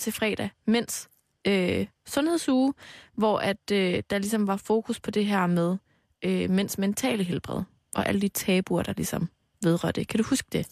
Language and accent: Danish; Aarhus, Central Denmark Region, Denmark; i Aarhus, hvor jeg kommer fra.